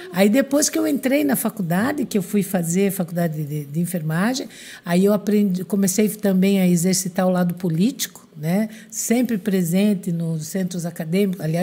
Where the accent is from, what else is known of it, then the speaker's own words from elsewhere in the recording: Francisco Beltrão, Paraná, Brazil; born there; eu fui trabalhar no interior do Paraná, no, em Francisco Beltrão, onde eu nasci